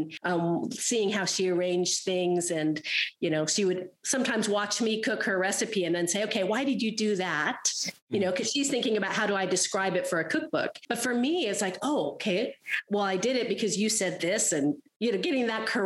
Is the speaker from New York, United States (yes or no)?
no; Southern California, United States; also born or lived in Santa Barbara / Burundi; I am a Southern California girl. So my initial geography that shaped me was Southern California, beach communities in particular